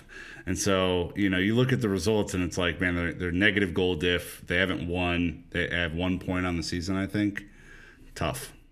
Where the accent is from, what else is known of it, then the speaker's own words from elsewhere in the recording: United States; As an American